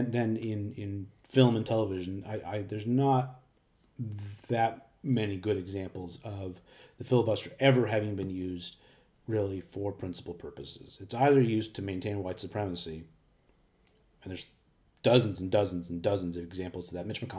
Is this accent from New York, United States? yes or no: yes; New York, United States; a resident of my hometown of New York